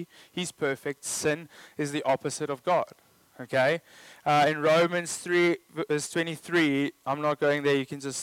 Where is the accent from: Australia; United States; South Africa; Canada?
South Africa; I'm South African